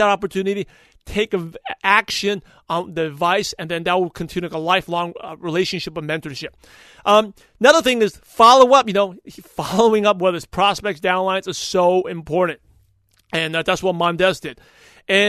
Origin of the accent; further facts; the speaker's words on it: United States; I'm American-born Chinese, even though I was born in the U.S.